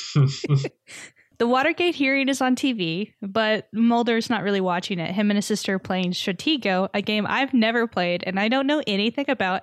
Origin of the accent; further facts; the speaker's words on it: Texas, United States; I grew up in Texas